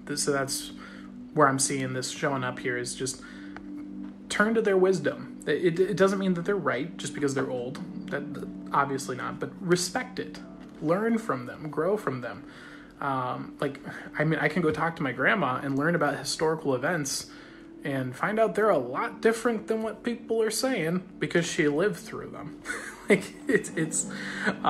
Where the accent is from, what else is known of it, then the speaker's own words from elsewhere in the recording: Australia; I'm Australian.